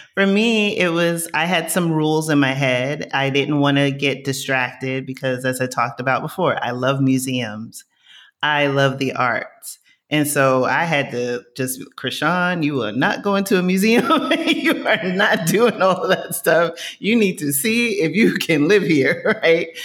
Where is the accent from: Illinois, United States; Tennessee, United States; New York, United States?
New York, United States; New York City; moved away as an adult; also born or lived in New Jersey; now in Lisbon, Portugal; I grew up in Co-op City in the Bronx, I knew my neighbors.